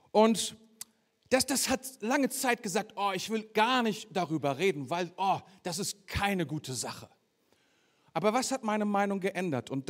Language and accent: German; Germany; Ein klein bisschen deutsch, wenn du so möchtest. Weil ich bin ja selber auch Deutscher.